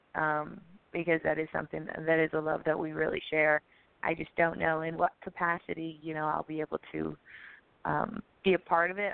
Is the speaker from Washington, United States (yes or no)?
no; Chicago, Illinois, United States; now in Milwaukee, United States; I'm from Chicago.